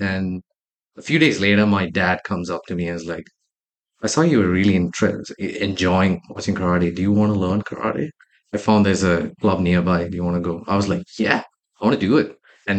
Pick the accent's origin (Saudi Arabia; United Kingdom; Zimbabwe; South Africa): Saudi Arabia; growing up in Saudi Arabia, like one of the first things my parents always made sure was discipline early on in life.